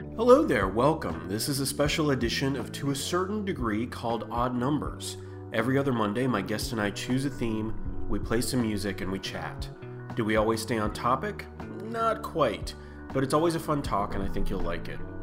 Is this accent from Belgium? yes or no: no; Canada; now in United States; I'm Canadian